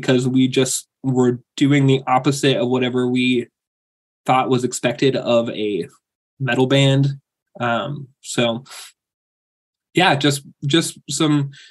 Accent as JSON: {"language": "English", "town": "Aberdeen", "region": "Washington", "country": "United States", "also_born_or_lived": "Grays Harbor", "moved": "yes", "said": "Originally I'm from Aberdeen."}